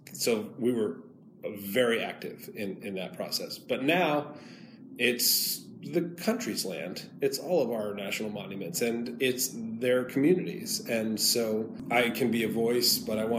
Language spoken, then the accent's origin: English; Maine, United States; I'm from Maine.